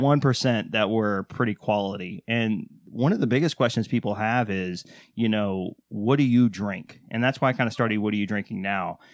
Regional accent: Waco, Texas, United States; I'm from Texas

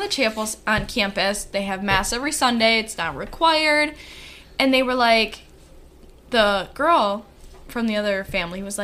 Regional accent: Wisconsin, United States; we're from Wisconsin

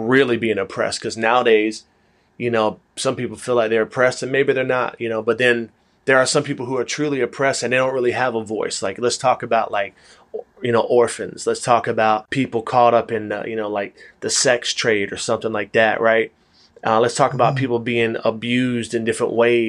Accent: Atlanta, Georgia, United States; I am from Atlanta.

